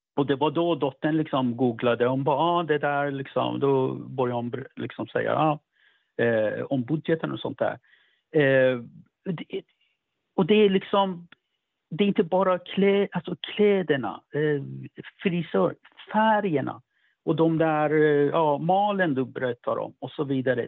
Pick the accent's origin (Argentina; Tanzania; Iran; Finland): Iran; now in Sweden; för mig som iranier